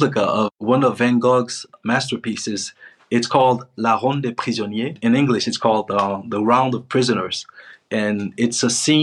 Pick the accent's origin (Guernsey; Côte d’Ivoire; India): Côte d’Ivoire; also born or lived in Spain / Switzerland; now in Morocco; I'm from Ivory Coast, but right now I'm in Morocco, which is not my country